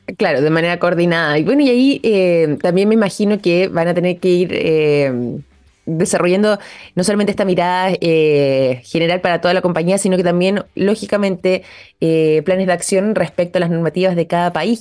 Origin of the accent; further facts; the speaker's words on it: Chile; nosotros como chilenos